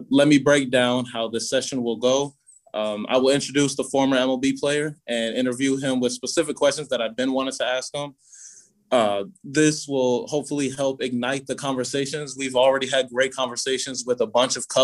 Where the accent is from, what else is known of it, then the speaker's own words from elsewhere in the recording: Gary, Indiana, United States; I'm originally from Gary, Indiana